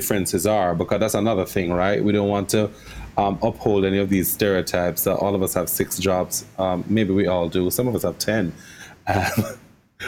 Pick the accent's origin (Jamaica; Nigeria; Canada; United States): Jamaica; I'm Jamaican as well